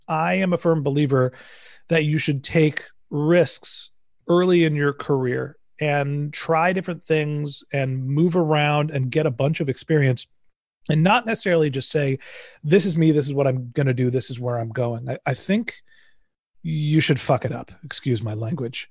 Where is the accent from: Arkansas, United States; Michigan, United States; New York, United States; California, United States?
California, United States; Silicon Valley; I grew up in Silicon Valley